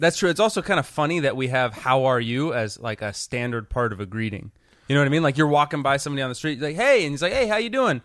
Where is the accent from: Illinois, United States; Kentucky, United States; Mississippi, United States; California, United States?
California, United States; Los Angeles; I'm from California